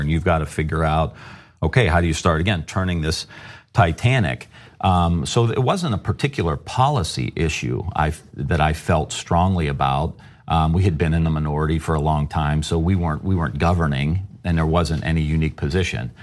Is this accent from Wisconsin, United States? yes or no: no; Youngstown, Ohio, United States; I come from Youngstown, Ohio